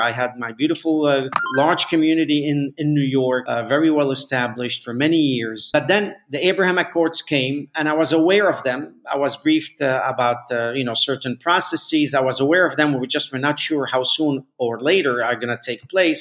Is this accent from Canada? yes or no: no; Mexico; moved away; we moved to Mexico. I grew up in Mexico